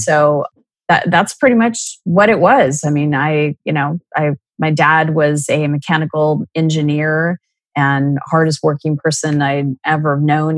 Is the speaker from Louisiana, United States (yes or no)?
no; Scottsdale, Arizona, United States; I was born and raised in Scottsdale, Arizona